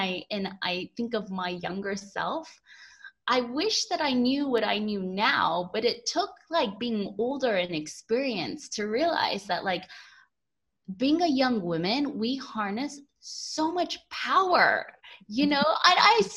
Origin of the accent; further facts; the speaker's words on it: United States; moved away as an adult; now in London, United Kingdom; growing up in a small town in America